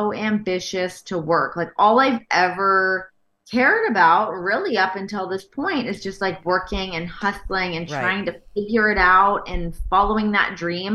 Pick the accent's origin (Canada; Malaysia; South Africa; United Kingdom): Canada; moved away as an adult; also born or lived in Toronto / Los Angeles; as a Canadian.